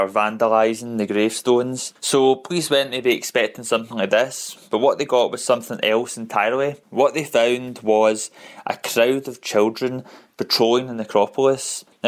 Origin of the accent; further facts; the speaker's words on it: Glasgow, Scotland, United Kingdom; I come from Glasgow, Scotland